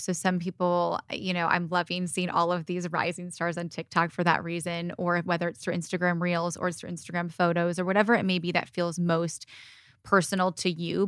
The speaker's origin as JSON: {"language": "English", "region": "Michigan", "country": "United States", "tie": "born or raised there", "also_born_or_lived": "Indiana", "moved": "yes", "lives_now": "California, United States", "said": "I grew up in Michigan with my mom and my siblings. I was born and raised there, and I split my time between Michigan and California"}